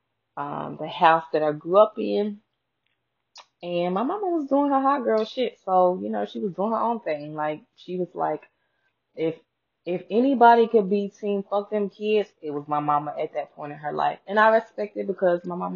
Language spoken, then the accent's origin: English; Yanceyville, North Carolina, United States; also born or lived in Reidsville, North Carolina; I was born and raised in Reesville, North Carolina, according to my mailing address, but I'm definitely from Yanceyville, also known as Yanktown